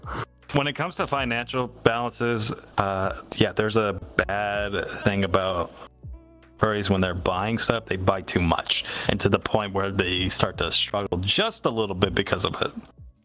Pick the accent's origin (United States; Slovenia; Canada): United States; the South; accent: southern; I'm adding my southern accent to poutine.